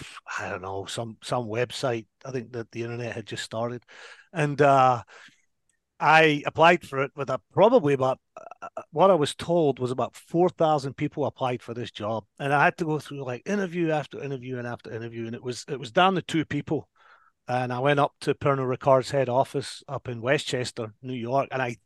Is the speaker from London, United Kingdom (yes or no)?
no; Paisley, Scotland, United Kingdom; now in United States; Yeah, so I grew up in Paisley, and I actually grew up in a little neighborhood called Fergusley Park, which up until very recently was the most deprived neighborhood in al